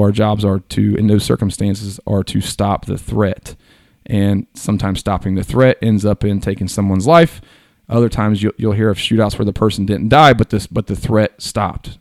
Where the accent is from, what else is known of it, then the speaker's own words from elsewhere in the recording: Hillsboro, United States; I'm a Southwest country white boy. Like, I grew up in Hillsboro